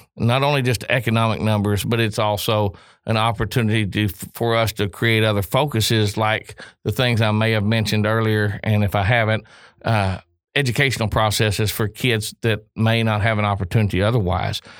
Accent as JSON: {"language": "English", "region": "Oklahoma", "country": "United States", "tie": "born or raised there", "moved": "as an adult", "lives_now": "Jackson, United States", "said": "I come from Oklahoma, so we was all driving. I mean, I was driving in Hayfield at six years old"}